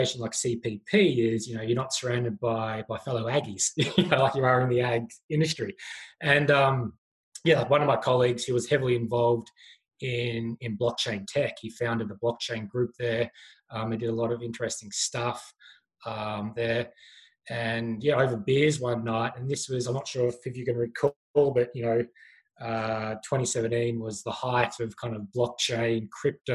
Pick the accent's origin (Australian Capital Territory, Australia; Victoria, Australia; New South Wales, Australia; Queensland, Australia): Victoria, Australia; Patchewollock; moved away as an adult; now in Canada; originally from Australia, from a town called Patchewalik